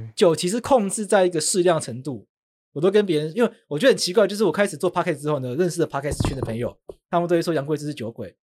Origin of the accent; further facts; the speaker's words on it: Taipei, Taiwan; also born or lived in Taitung; 我在台北长大